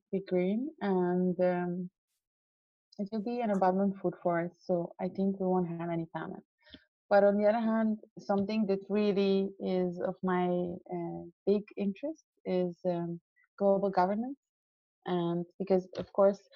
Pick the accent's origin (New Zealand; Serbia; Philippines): Serbia; moved away; also born or lived in Austria; I come from Serbia, yeah. So since I was 5 until I was 15, I lived through like 4 or 5 different wars